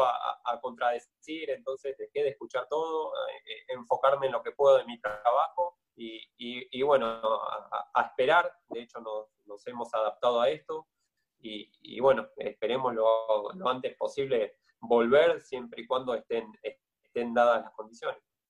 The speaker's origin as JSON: {"language": "Spanish", "town": "Merlo", "region": "Buenos Aires Province", "country": "Argentina", "also_born_or_lived": "Castelar", "moved": "as an adult", "lives_now": "Rosario, Argentina", "said": "yo soy de Merlo, me mudé a Castelar"}